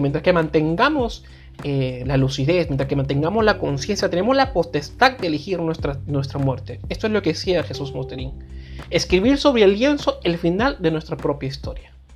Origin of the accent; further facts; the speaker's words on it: Peru; nací aquí, yo, no lo, yo no lo elegí obviamente, nací en este país